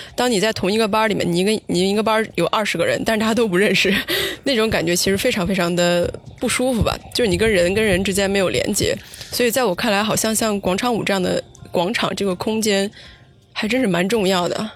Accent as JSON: {"language": "Chinese", "town": "Xi'an", "region": "Shaanxi", "country": "China", "tie": "born or raised there", "said": "我是在西安那边长大"}